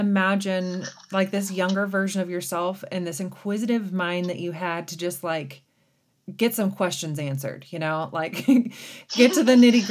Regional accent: small town near Eugene, Oregon, United States; I honestly live in my hometown. I'm, you know, just a couple driveways down from my folks where I grew up

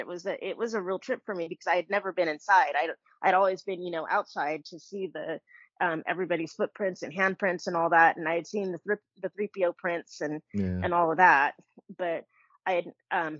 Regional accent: Bay Area, California, United States; I grew up in the Bay Area, so I was actually close to the Coronet Theater.

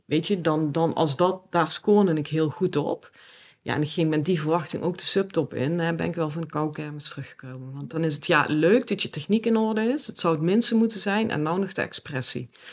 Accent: South Limburg, Netherlands; moved away; Zuid-Limburg. Mhm. En in een gezin, ja, standaard model, mag ik dat zeggen? Sorry papa, mam. Maar in ieder geval, eh, ja, met mijn ouders en mijn broer. Ja. In een klein dorpje

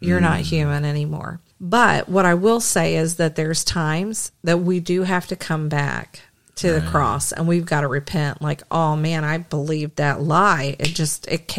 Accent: the South, United States; I'm from the South

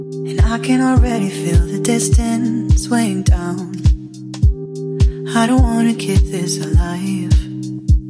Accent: Stuttgart, Baden-Württemberg, Germany; I'm from the south of Germany, Stuttgart

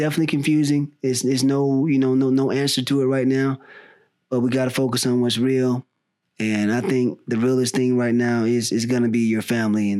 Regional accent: the South, United States; now in California, United States; I grew up in the South

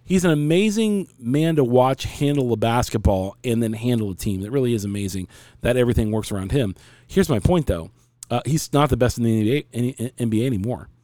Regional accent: United States; I'm American

